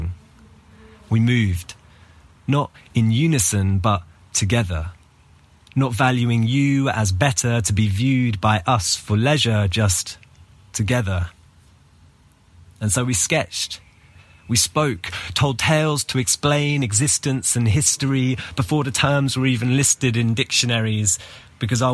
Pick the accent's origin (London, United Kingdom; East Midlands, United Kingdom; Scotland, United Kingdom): London, United Kingdom; now in Athens, Greece; I'm from London, but currently based in Athens, Greece.